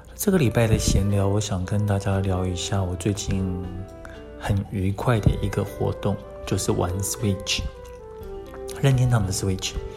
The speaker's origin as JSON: {"language": "Chinese", "country": "Taiwan", "said": "我们台湾人"}